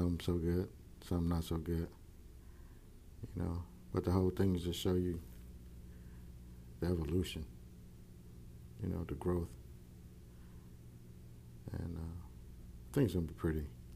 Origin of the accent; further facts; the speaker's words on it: Houston, Texas, United States; me growing up in Fifth Ward